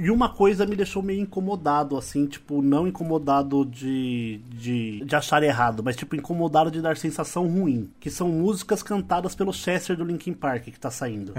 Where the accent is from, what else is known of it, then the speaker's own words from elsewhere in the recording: São Paulo, Brazil; Nós todos somos paulistas aqui